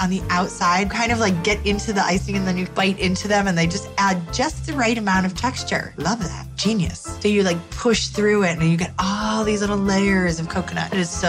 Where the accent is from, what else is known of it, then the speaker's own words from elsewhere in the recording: New York City, New York, United States; Being a New Yorker